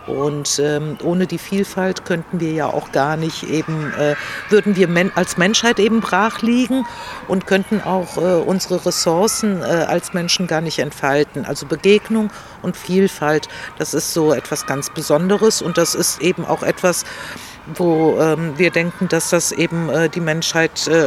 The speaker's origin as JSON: {"language": "German", "country": "Greece", "said": "Ich komme ja aus Griechenland"}